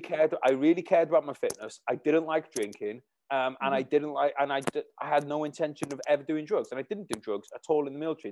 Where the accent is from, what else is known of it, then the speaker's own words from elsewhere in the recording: Wales, United Kingdom; my hometown where I am now in Wales